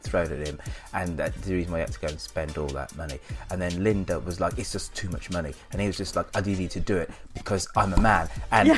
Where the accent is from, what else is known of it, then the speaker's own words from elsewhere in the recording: United Kingdom; being all being all British